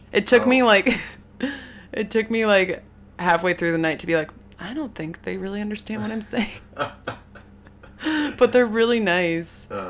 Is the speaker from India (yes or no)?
no; Palo Alto, California, United States; In Palo Alto, California.